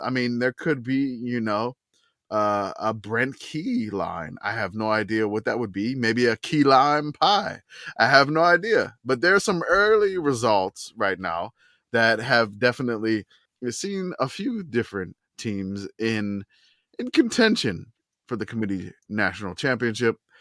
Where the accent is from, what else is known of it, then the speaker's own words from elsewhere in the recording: New Orleans, Louisiana, United States; I grew up in New Orleans watching Tulane football